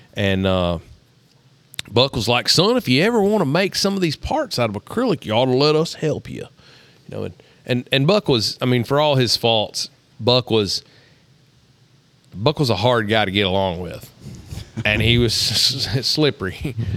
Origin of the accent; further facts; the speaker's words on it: Tennessee, United States; I was from Tennessee